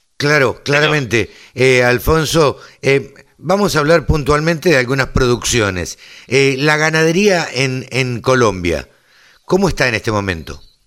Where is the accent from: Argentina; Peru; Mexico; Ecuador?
Argentina; nosotros eh, en, en, Argentina estamos acostumbrados a la cosecha